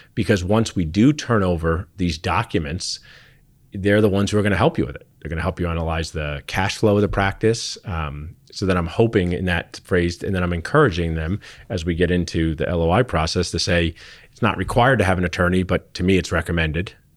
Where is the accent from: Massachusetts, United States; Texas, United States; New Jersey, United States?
New Jersey, United States; Pennington; moved away; I grew up in Central New Jersey where you could go Giants or Eagles